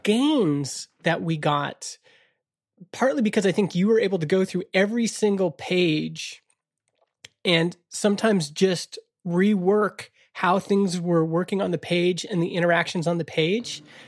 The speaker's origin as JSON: {"language": "English", "country": "Canada", "said": "Canada is an interesting country because we were born without a mission"}